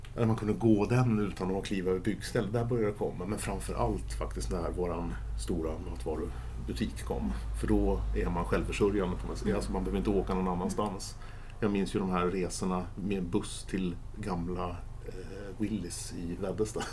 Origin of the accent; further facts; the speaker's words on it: Järfälla, Stockholm County, Sweden; när jag växte upp så var vi 0758 här ute, inte 08